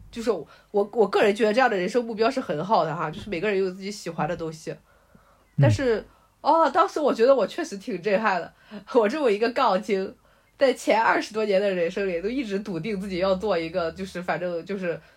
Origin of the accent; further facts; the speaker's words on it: Linyi, Shandong, China; also born or lived in Lanzhou; 像在山东临沂这个地方